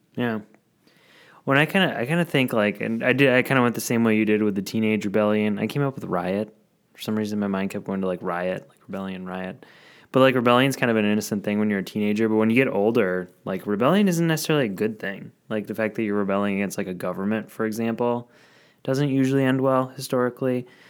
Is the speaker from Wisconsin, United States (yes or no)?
yes; Madison, Wisconsin, United States; my hometown, Madison